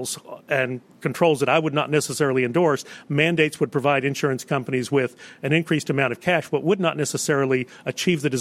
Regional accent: Texas, United States; my home state of Texas

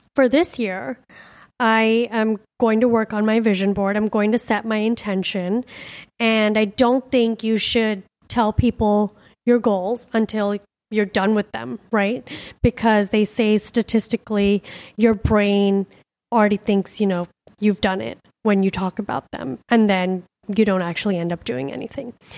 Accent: Miami, Florida, United States; also born or lived in India; my home, my childhood home, my parents' home.

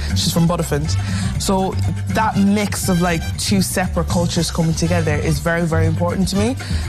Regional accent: Nigeria; My heritage is very important to me because I am Nigerian. I was born in Nigeria. My dad's Nigerian, my uncle's Nigerian, my biological mother's Nigerian. But at the same time, my stepmother is Irish and she's from Cork.

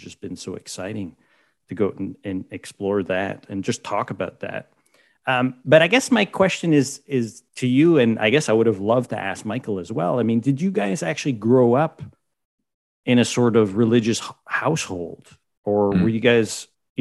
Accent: Quebec, Canada; growing up in Quebec

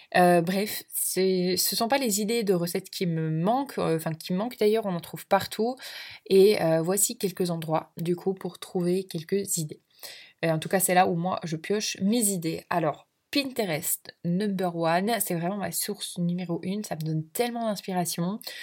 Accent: Belgium; je suis belge d'origine

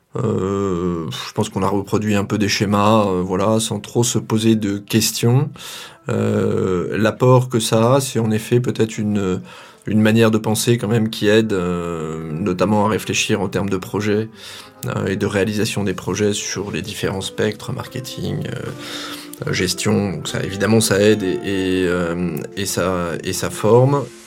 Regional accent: Auvergne-Rhône-Alpes, France; now in Sarthe, France; natif d'Auvergne et sartois maintenant

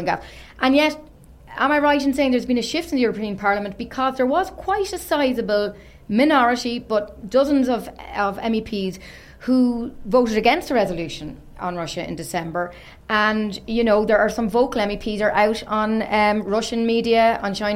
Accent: Ireland; I'm Irish myself

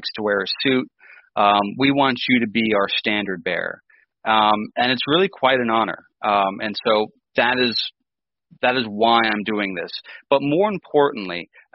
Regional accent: Adirondack Mountains, New York, United States; moved away as an adult; also born or lived in Crystal Coast, North Carolina; now in Charlotte, United States; I'm originally from New York State. Don't hold that against me. I grew up in the Adirondack Mountains

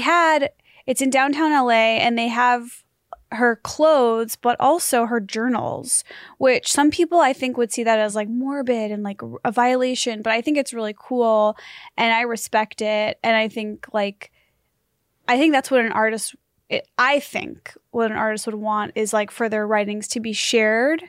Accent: United States; I'm American

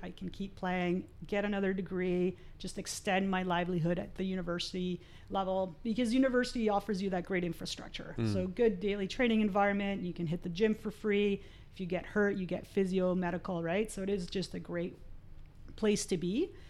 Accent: Montreal, Quebec, Canada; also born or lived in Argentina; I grew up in Montreal, so when I left Argentina we lived in Montreal for a while

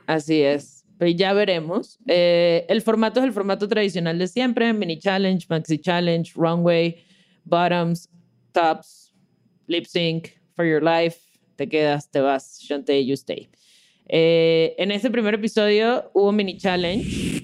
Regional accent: Mexico

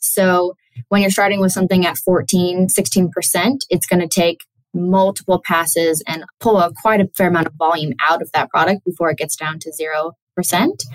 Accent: Sonoma County, California, United States; was born and raised in Sonoma County, California.

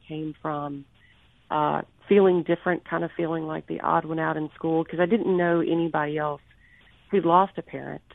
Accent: Pearl, Mississippi, United States; now in Jackson, United States; Rankin County raised

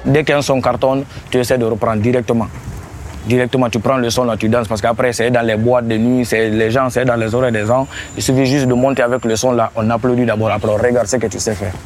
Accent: Guinea; je suis guinéen de Guinée-Conakry

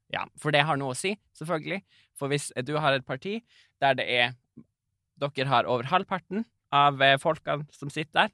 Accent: Karasjok, Finnmark, Norway; jeg er jo fra Karasjok

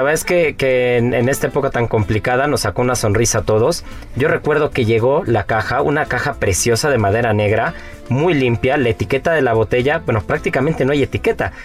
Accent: Mexico; como mexicanos

